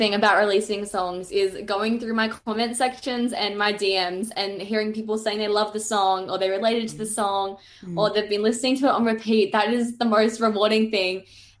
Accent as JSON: {"language": "English", "town": "Gold Coast", "region": "Queensland", "country": "Australia", "tie": "born or raised there", "also_born_or_lived": "Brisbane", "said": "I was born in Brisbane. I've lived in the Gold Coast my entire life. Mm. And all my family's here, and I love it. I love it here so much."}